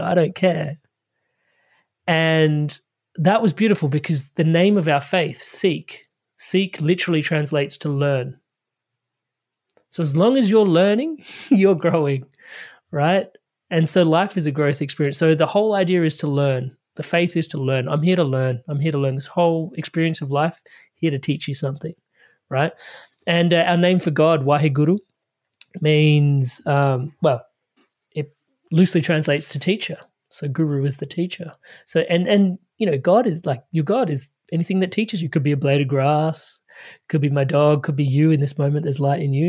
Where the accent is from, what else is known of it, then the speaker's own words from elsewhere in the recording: Adelaide, South Australia, Australia; I, I grew up in Adelaide, Australia